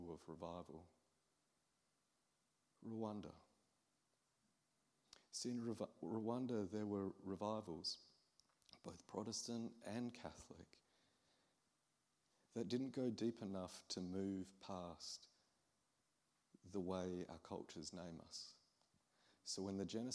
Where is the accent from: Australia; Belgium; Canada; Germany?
Australia; I'm an Aussie from the other side of the world